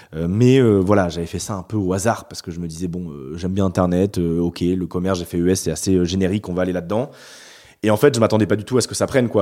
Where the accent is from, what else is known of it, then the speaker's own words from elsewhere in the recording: Bordeaux, Nouvelle-Aquitaine, France; also born or lived in Paris; je suis né à Bordeaux, j'ai fait deux ans à Paris pour un stage, enfin pour de l'alternance, mais, mais je suis revenu ici